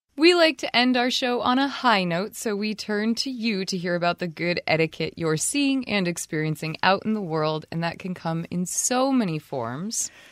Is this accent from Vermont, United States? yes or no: yes; Vermont, United States; I'm not in Vermont, I'm not in my home state